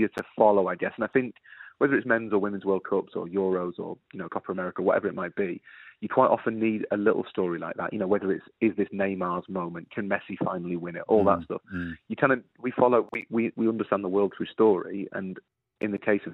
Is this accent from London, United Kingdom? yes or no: no; Yorkshire and the Humber, United Kingdom; an Englishman, Dan, and a Yorkshireman